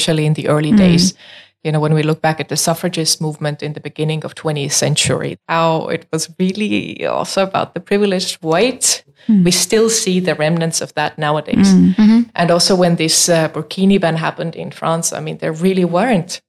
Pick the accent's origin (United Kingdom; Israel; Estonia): Estonia; now in Denmark; I come from Estonia